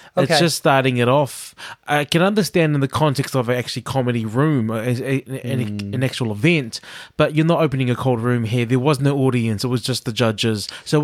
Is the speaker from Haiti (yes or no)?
no; New Zealand; Like, when I think about something like this that we had in my school in New Zealand